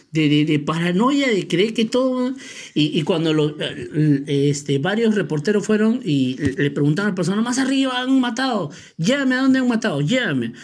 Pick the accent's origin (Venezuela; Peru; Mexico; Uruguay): Peru; Así somos los peruanos